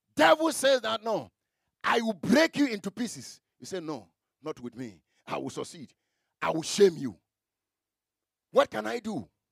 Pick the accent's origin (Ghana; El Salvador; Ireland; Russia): Ghana; Memakrom, near Bekwai, Ashanti; i come from memakrom memakrom